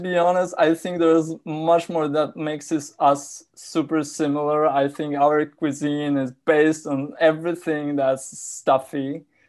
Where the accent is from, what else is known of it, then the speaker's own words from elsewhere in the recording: Warsaw, Masovian Voivodeship, Poland; also born or lived in Poznań; I grew up in, uh, in Warsaw. I grew, I was born in Poznań, which is a city closer to Germany.